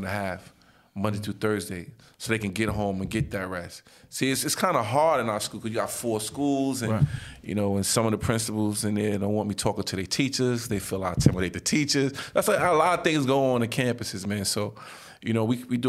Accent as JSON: {"language": "English", "town": "New York City", "region": "New York", "country": "United States", "said": "I'm from Nostrand and Halsey. I went to 258."}